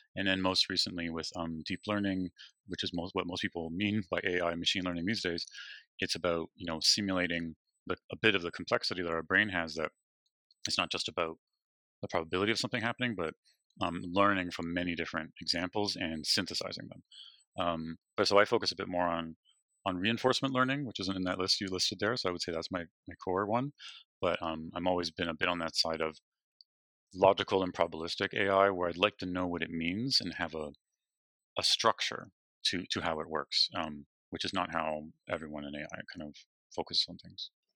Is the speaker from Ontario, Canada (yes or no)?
yes; Toronto, Ontario, Canada; also born or lived in British Columbia; now in Waterloo, Canada; I'm from Toronto